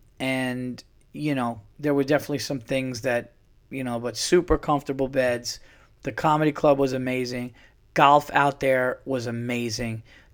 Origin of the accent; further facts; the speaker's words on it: California, United States; now in Dallas, United States; Yeah, well, I'm from California, so, you know, but I'm in Dallas now.